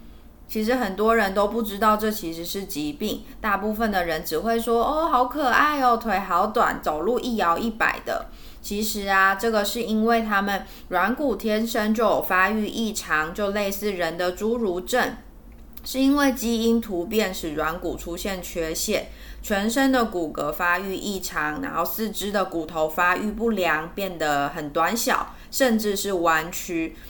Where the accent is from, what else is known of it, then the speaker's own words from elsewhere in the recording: Taiwan; 我们台湾人最喜欢养的小型犬